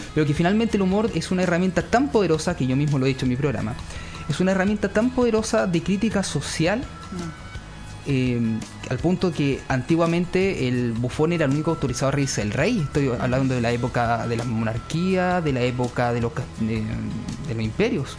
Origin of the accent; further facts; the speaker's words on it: Futrono, Los Ríos, Chile; yo vengo de Futrono. Futrono es eh, región de los ríos, Valdivia